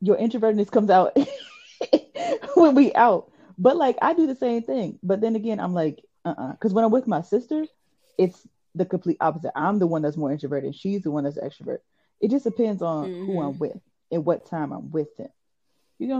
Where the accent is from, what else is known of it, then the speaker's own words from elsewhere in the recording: Virginia, United States; accent: country; we are from Virginia